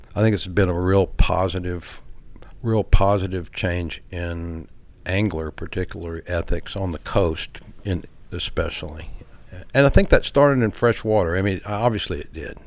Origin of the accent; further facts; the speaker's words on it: Baytown, Texas, United States; I grew up in the Galveston Bay area